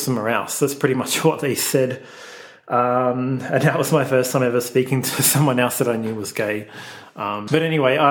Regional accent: Melbourne, Victoria, Australia; I grew up in Melbourne, Australia. I grew up in the northern suburbs in the very sort of suburban Bogan area

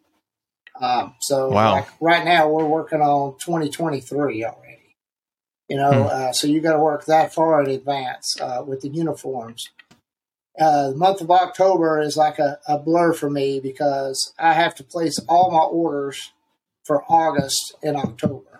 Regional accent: Canton, North Carolina, United States; moved away as an adult; now in Raleigh, United States; I grew up in Canton, close to Asheville.

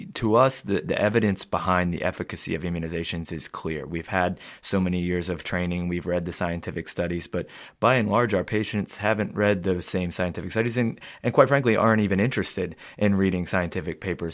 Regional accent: United States; as an American myself

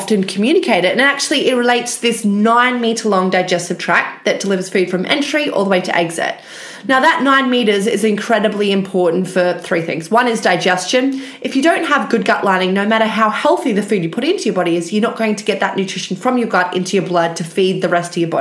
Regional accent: Australia; moved away as an adult; now in United Kingdom; I actually am Australian, but ended up in the UK after finishing my PhD

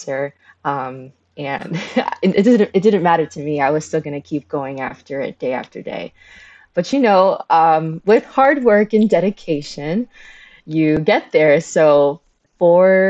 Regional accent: Miami, Florida, United States; also born or lived in Havana, Cuba; at 6 months, I emigrated to the United States. And I was raised in Miami

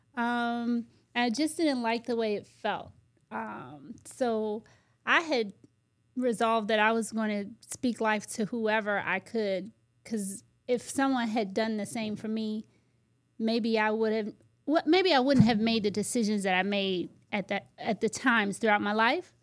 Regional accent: United States; also born or lived in Virginia; I grew up in the Washington, D C, Maryland area

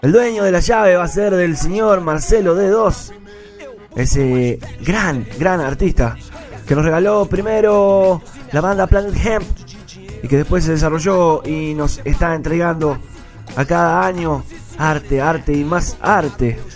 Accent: Rocha, Uruguay; en mi tierra, allá en el este, en Rocha

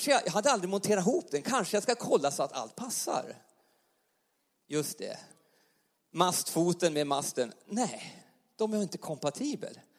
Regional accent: Jämtland, Sweden; accent: Jämtland dialect; now in Karlstad, Sweden; vi kommer från Jämtland. Vi pratar inte värmländska. Eh, Hade du väntat något exotiskt värmländskt eh, tal idag så glöm det. Utan vi pratar ganska ren eh, jämtländska. Och bor nu i Karlstad, bor i lägenhet.

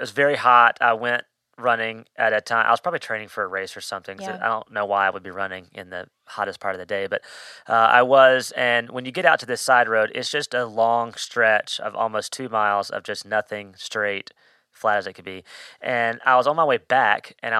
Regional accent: Mississippi, United States; now in Hendersonville, United States; I grew up in Mississippi

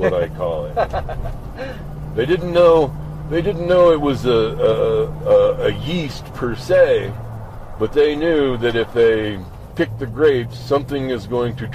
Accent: Farmington, New Mexico, United States; I was born in Farmington in 1956

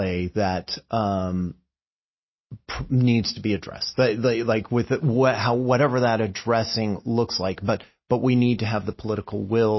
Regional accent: California, United States; I grew up in California and in the land of earthquakes

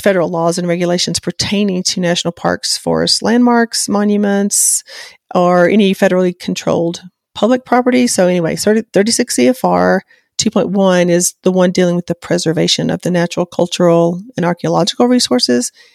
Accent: the South, United States; I'm from the South

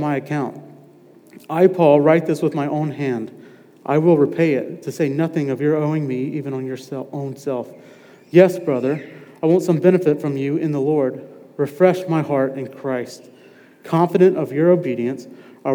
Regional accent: Madison, Mississippi, United States; also born or lived in Raleigh, North Carolina; I'm originally from here. I'm from Madison. Grew up in Madison

